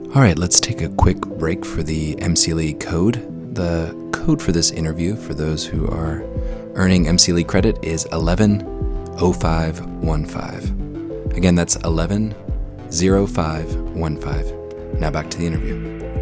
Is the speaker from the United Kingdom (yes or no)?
no; United States